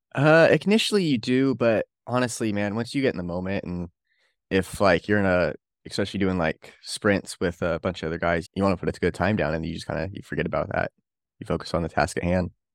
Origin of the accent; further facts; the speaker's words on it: Bakersfield, California, United States; I'm from Bakersfield, California